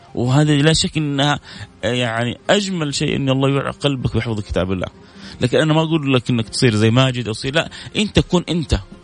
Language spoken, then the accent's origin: Arabic; Saudi Arabia; عندنا في السعودية